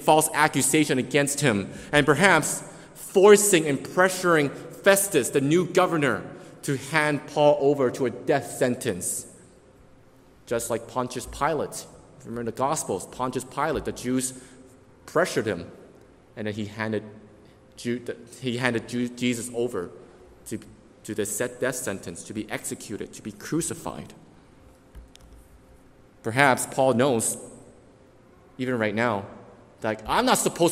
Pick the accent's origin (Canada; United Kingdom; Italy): Canada; we as Canadians have the Canadian Constitution